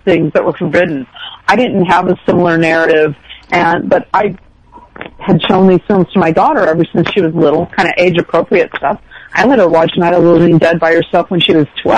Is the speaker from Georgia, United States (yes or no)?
no; outside of Chicago, Illinois, United States; I grew up outside of Chicago